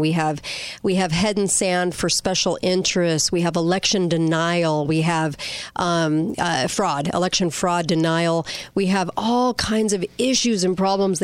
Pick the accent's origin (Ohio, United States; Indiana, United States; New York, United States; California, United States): California, United States; moved away; I'm from California